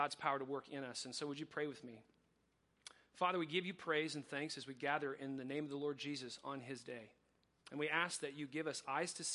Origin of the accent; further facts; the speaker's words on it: Coachella Valley, California, United States; also born or lived in Riverside, California; I was adopted when I was two by Mike and Sandy Sprankle. I was the youngest of three kids, and I grew up in the Coachella Valley